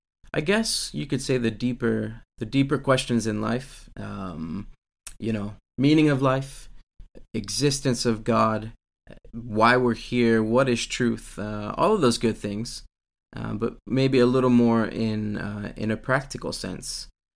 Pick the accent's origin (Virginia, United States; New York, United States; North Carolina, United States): Virginia, United States; growing up in America, in Virginia, which is kind of what we would call the top of the Bible Belt.